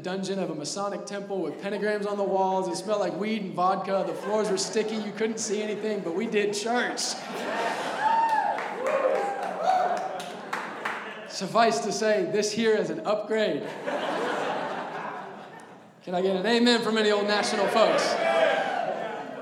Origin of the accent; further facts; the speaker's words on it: Indianapolis, Indiana, United States; also born or lived in Texas; Born and raised here in the Castleton, Indianapolis area